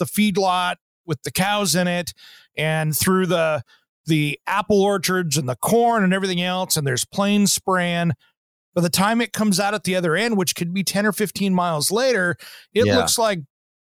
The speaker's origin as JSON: {"language": "English", "region": "Eastern Washington", "country": "United States", "tie": "born or raised there", "said": "I grew up in Eastern Washington"}